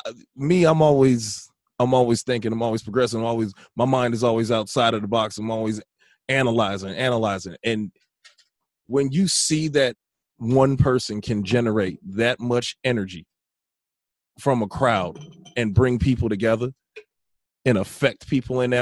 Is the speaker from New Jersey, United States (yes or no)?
no; Merrillville, Indiana, United States; I remember growing up in Maryville, being in Indiana, Northwest Indiana